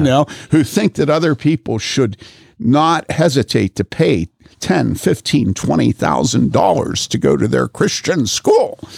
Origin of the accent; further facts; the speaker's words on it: Wheaton, Illinois, United States; moved away; also born or lived in Madison / Boulder; growing up in Wheaton